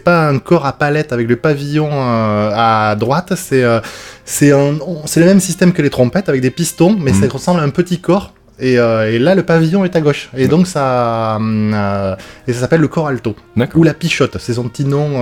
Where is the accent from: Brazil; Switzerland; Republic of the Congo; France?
France; Bordeaux, Nouvelle-Aquitaine; accent: toulousain; also born or lived in Lot-et-Garonne; je suis de Bordeaux